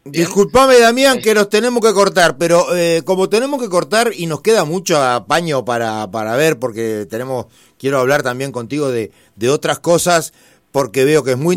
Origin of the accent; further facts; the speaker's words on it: Italy; yo soy italiano